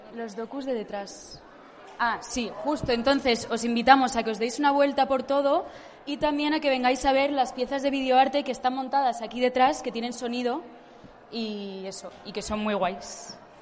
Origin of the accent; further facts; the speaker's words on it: Uruguay; Soy uruguaya igual, por si pensaban que era argentina, soy uruguaya